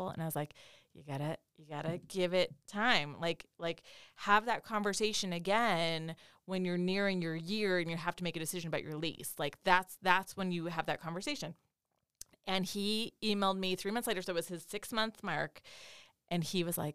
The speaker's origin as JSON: {"language": "English", "region": "North Dakota", "country": "United States", "tie": "born or raised there", "also_born_or_lived": "Los Angeles, California / the Southeast US", "moved": "as an adult", "said": "I grew up in North Dakota."}